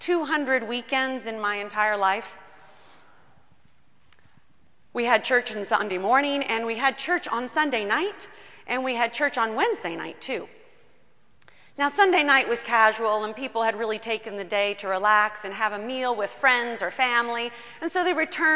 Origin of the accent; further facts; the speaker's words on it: Kentucky, United States; I grew up in Kentucky